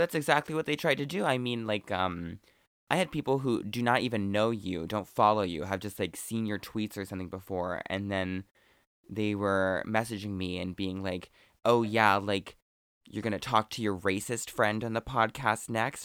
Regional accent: Oregon, United States; I'm from Oregon

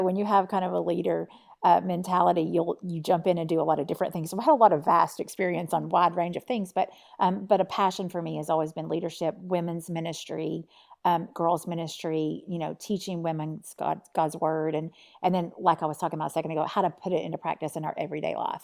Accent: Tennessee, United States; So right now I live in East Tennessee, and I'm from Tennessee.

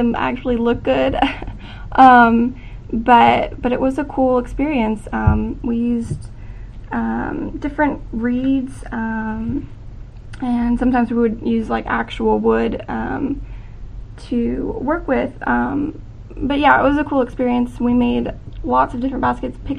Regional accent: Branson, Missouri, United States; I am from Branson, Missouri

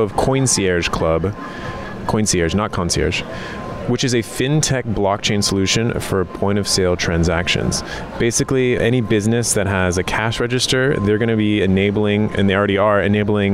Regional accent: California, United States; I'm from California

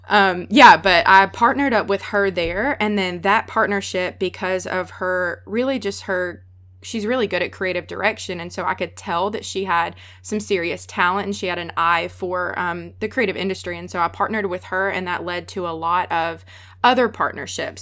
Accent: the South, United States; accent: Southern; I'm from the South. I have a really strong accent

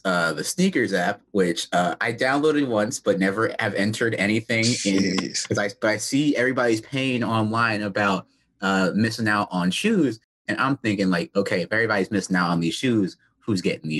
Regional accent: North Carolina, United States; growing up in North Carolina

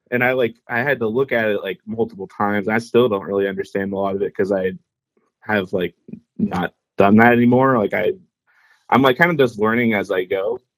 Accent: Indianapolis, Indiana, United States; I've been in uh, Indy my whole life

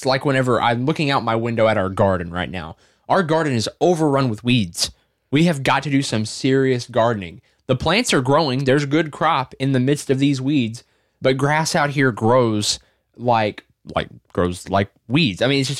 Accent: the South, United States; I grew up in the South.

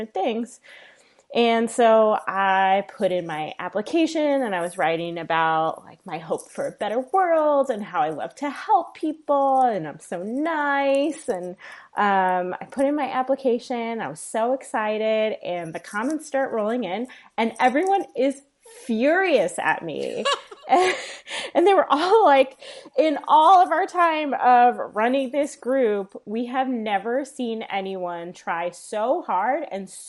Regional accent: New York, United States; moved away as an adult; now in Midwest, United States; I'm a New Yorker by birth and at heart

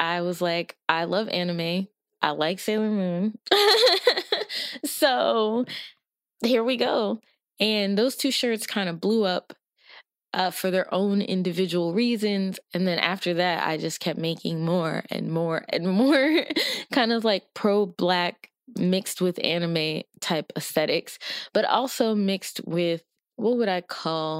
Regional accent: Nigeria; I am Nigerian

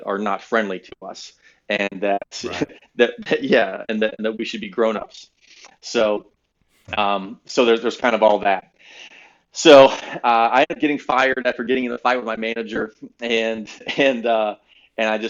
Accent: Valrico, Florida, United States; also born or lived in Naples, Florida; I'm from Valrico, Florida. I'm a Central Florida kid

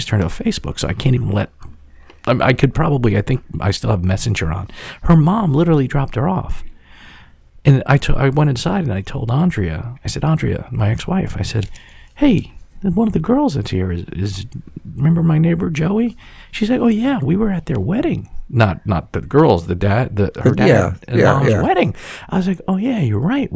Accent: New York City, New York, United States; I grew up on Staten Island

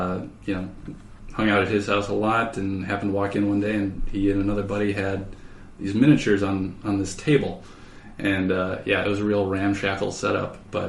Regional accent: Minneapolis–Saint Paul, Minnesota, United States; I grew up in the Twin Cities here.

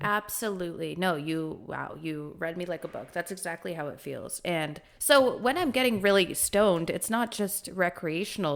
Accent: Kuwait; moved away; I've never actually lived in India, I grew up in Kuwait in the Middle East

